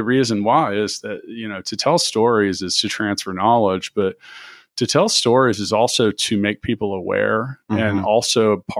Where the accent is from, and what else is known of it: Kansas City, Missouri, United States; born or raised there